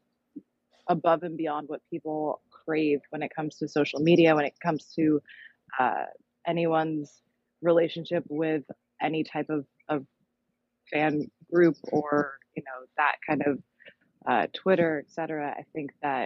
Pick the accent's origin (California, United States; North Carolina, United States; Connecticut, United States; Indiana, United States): California, United States; Los Angeles; I'm from Los Angeles, California